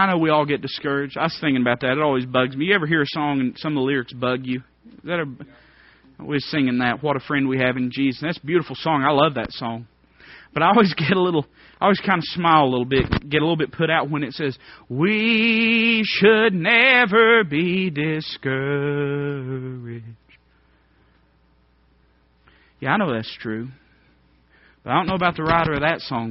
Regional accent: Appalachia, United States; I'd say, I'm hillbilly. That's what I am. I mean, I'd say, well, I'm American. If you say, no, what are you really? I'd say, well, I'm Appalachian American.

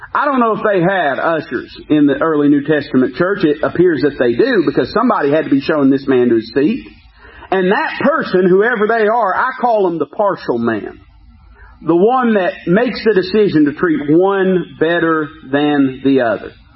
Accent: United States; as an American

